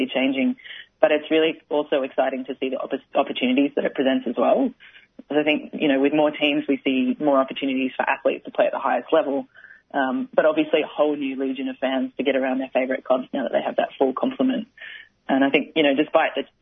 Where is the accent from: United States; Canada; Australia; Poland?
Australia; Brisbane, Queensland; moved away as an adult; now in Melbourne, Australia; So I played footy as a kid growing up in Brisbane